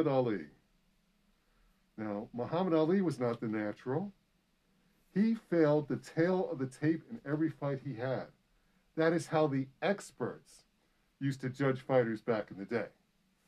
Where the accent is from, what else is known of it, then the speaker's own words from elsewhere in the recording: New York City, New York, United States; I grew up in New York City as a New York Mets fan